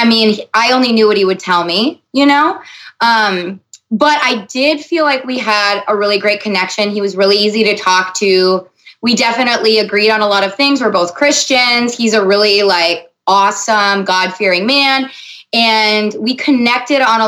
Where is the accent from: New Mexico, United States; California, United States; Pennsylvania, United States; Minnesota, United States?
Minnesota, United States; also born or lived in Los Angeles; they call us Minnesota nice